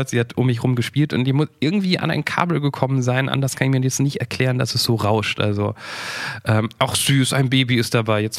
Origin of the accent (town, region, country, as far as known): Germany